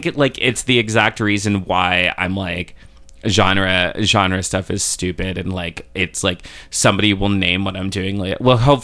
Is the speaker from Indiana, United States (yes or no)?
no; Florida, United States; now in Chicago, United States; I'm not, actually. So I've lived here for a while, but I grew up in Florida